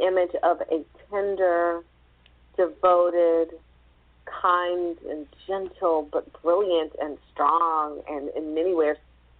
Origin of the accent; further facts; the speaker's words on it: the South, United States; being a Southerner myself